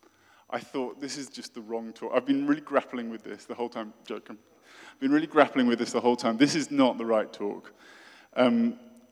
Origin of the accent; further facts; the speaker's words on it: Oxford, South East England, United Kingdom; from my hometown of Oxford in the UK